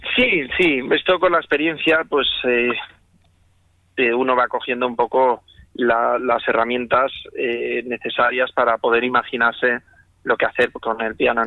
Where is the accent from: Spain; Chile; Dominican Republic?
Spain; moved away as an adult; como español que soy